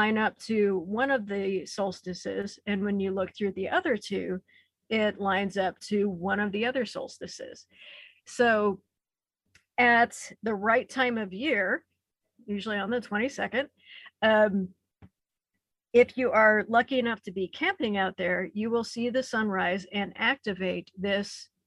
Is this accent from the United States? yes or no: yes; the Ozarks of Missouri, United States; I grew up in the Ozarks of Missouri